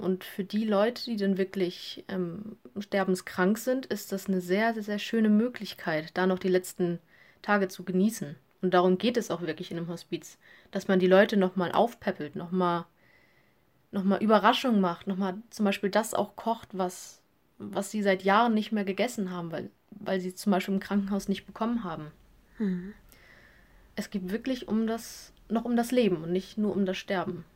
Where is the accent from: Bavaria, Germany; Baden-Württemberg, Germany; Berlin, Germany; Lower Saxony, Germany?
Lower Saxony, Germany; also born or lived in Hamburg; Ich komme ähm, aus Flesche, das ist am Rande zu Hamburg. Also ich wohne noch in Niedersachsen, aber ich sage immer, ich bin Hamburgerin